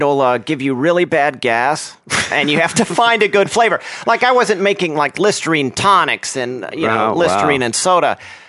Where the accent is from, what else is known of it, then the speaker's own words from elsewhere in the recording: Oklahoma, United States; born there; also born or lived in Texas; now in Los Angeles, United States; I was born in Oklahoma. I lived in Texas for quite a while and moved around a lot. And for, you know, all of my adult life, I've been in Los Angeles.